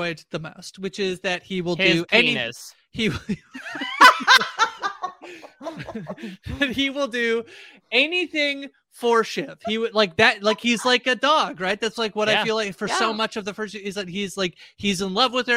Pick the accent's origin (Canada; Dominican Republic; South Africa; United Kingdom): Canada; I'm Canadian